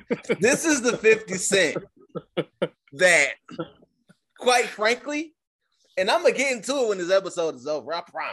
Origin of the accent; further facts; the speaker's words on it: New York, United States; I'm from New York.